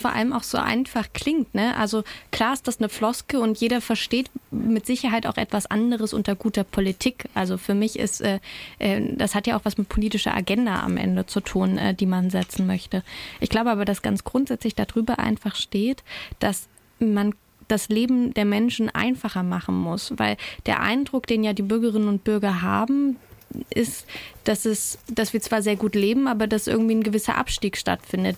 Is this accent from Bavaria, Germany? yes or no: no; Thuringia, Germany; bei uns in Thüringen